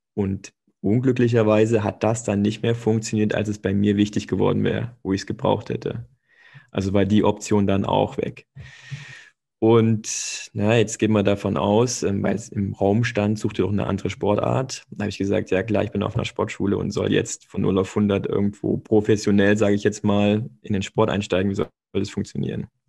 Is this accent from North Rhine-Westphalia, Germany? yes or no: no; Stuttgart area, Baden-Württemberg, Germany; moved away; ich komme aus der Stuttgarter Ecke. Also ich habe dann quasi bei Ostelsheim gespielt und später bei Althengstedt